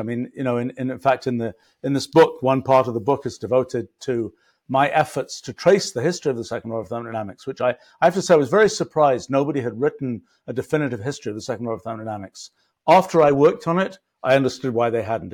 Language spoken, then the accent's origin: English; England, United Kingdom; I was graduating from English elementary school